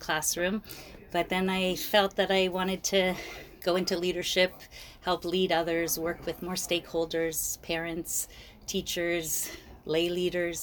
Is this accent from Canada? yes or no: yes; Toronto, Ontario, Canada; also born or lived in Montreal, Quebec; So I was born in Montreal, but I moved to Toronto in the early 80s, late 70s, like a lot of the people. So I was born in Montreal, moved to Toronto. I went to Jewish day school.